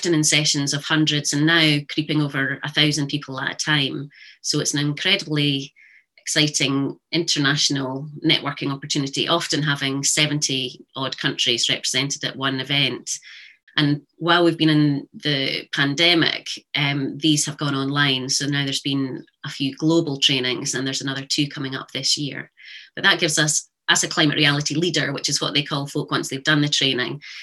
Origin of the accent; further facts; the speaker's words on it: Highland Perthshire, Scotland, United Kingdom; I was brought up in Highland Perthshire